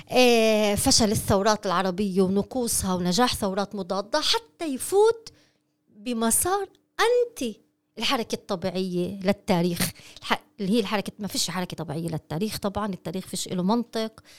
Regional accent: Palestine; هل نريد كفلسطينيين أن ننتصر على المشروع الكولونيالي أم لا

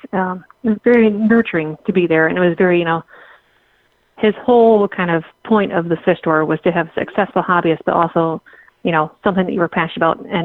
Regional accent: Lansing, Michigan, United States; moved away; Proust Pets is a store that I grew up with in Lansing, Michigan

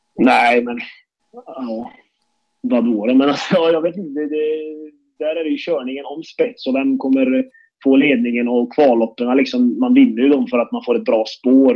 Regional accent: Karlstad, Värmland, Sweden; när jag var liten fick jag hänga med till Färjestads travbana, för jag är från Karlstad

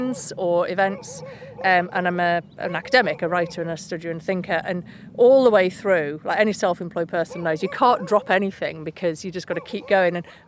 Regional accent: Keighley, Yorkshire and the Humber, United Kingdom; I'm from Keighley, West Yorkshire

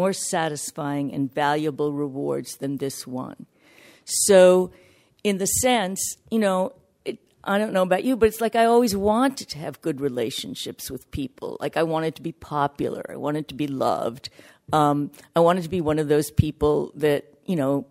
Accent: New York, United States; I'm from New York

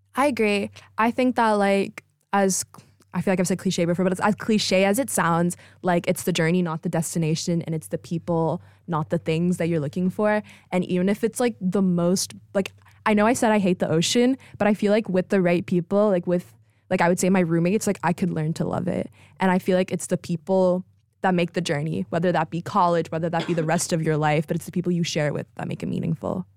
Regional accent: Texas, United States; moved away as an adult; I'm from Texas

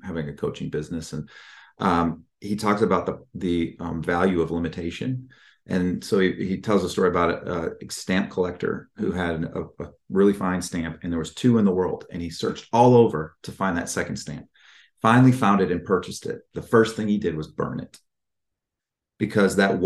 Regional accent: Midwest, United States; I'm from the Midwest

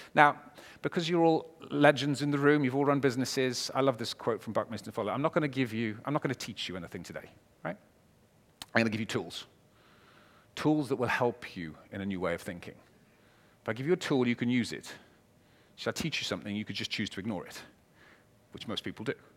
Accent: Wales, United Kingdom; I'm a Welshman

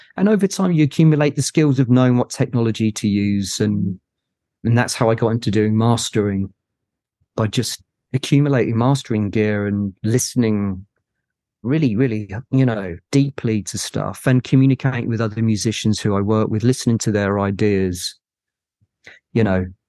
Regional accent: Cambridge, East of England, United Kingdom; I'm from Cambridge

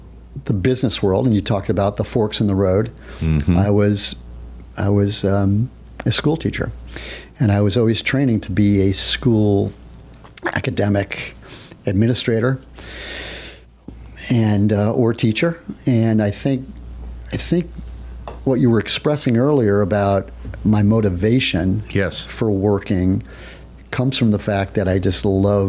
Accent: New York, United States; I see her regularly because as a New Yorker, I have to get back to Mecca.

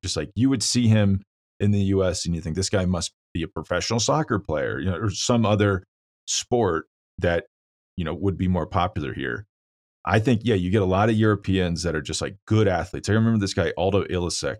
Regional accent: Kansas, United States; now in Colorado, United States; I'm from Kansas. I live in Colorado now

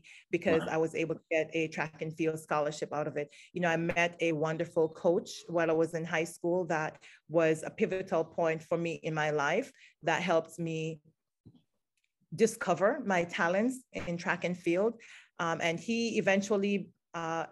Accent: Jamaica; moved away as an adult; now in Maryland, United States; I grew up in Jamaica

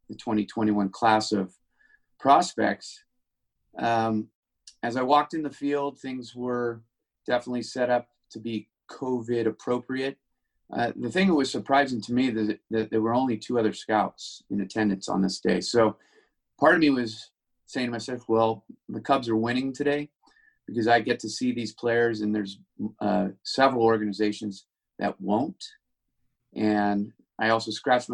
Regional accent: Northern California, United States; Growing up in NorCal

